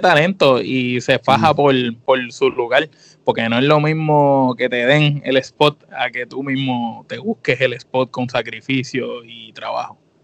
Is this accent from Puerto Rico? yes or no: yes; Puerto Rico; nosotros como puertorriqueños